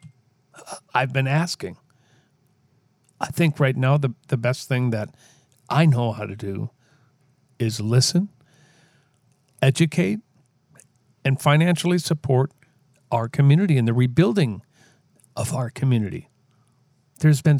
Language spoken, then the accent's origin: English; Minneapolis, Minnesota, United States; Minneapolis, you are my hometown. I live here